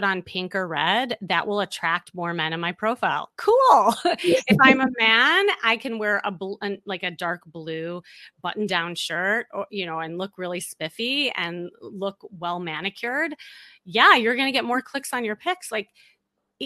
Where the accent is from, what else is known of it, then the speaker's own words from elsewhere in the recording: Chicago, Illinois, United States; moved away; also born or lived in Los Angeles; I'm from Chicago